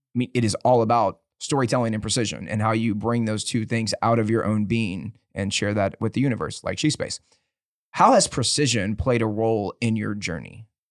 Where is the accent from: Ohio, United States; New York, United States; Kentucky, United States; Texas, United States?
Texas, United States; Dickinson; born or raised there